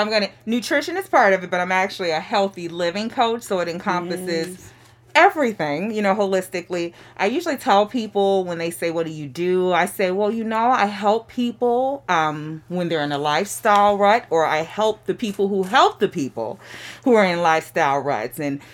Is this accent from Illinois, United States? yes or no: yes; Chicago, Illinois, United States; moved away as an adult; I am originally from Chicago, Chicago South Side, the Inglewood community.